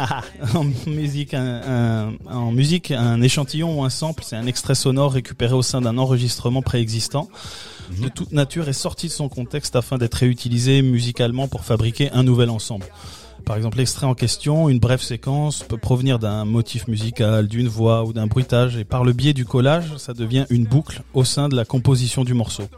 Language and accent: French; France